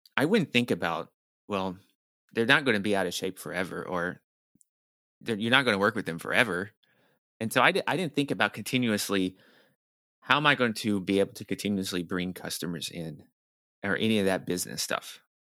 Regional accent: Nashville, Tennessee, United States; moved away as an adult; also born or lived in New York City; I'm from Nashville, Tennessee, which is the, the, the, kinda the deep south

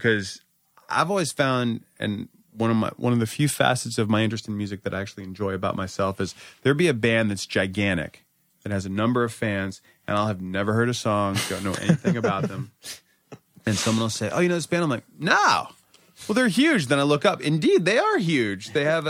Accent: Virginia, United States; Growing up in Northern Virginia and, you know, listening to … and …, 10 years after the fact, because I'm not cool.

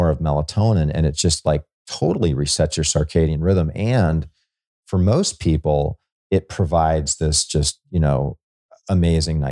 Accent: Hawaii, United States; now in Florida, United States; I grew up in Hawaii

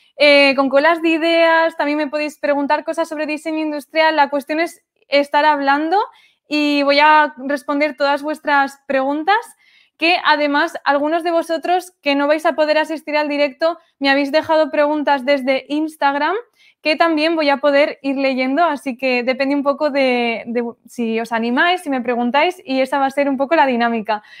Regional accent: Zaragoza, Aragon, Spain; also born or lived in Sweden; yo soy de España, de Zaragoza, y he vuelto a Zaragoza

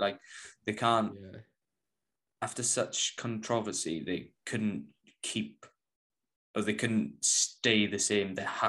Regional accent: United Kingdom; Being British

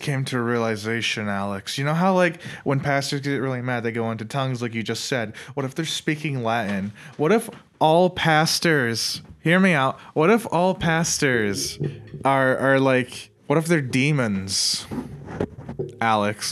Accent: Ireland; I'm Irish

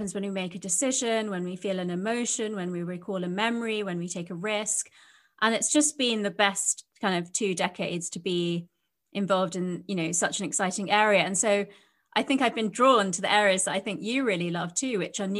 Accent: London, United Kingdom; I was brought up in London, but by Indian parents who had emigrated from India.

